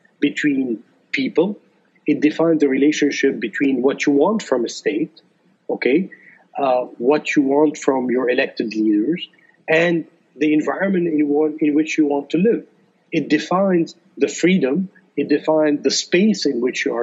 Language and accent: English; Lebanon; through our growing up in Lebanon